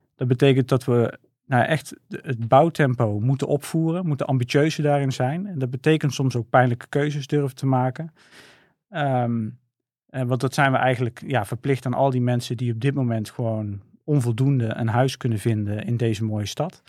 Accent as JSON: {"language": "Dutch", "town": "'s-Hertogenbosch", "region": "North Brabant", "country": "Netherlands", "tie": "born or raised there", "said": "ik ben geboren en getogen in Den Bosch."}